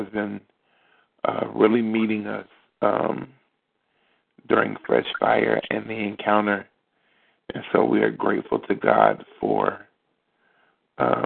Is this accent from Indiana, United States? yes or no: no; Beckley, West Virginia, United States; now in Charleston, United States; Beckley, my hometown, Beckley, West Virginia